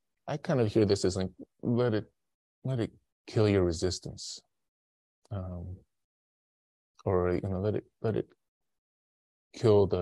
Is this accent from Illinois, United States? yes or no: yes; Chicago, Illinois, United States; I was like 11 years old, and I grew up in Chicago, and so it was cold winters.